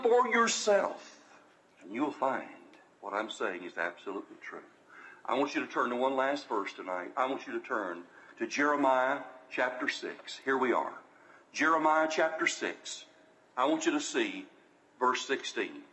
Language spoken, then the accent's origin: English; the South, United States; accent: southern drawl; I was born in the South, I'm living in the South, and bless God, I plan on keeping my Southern drawl.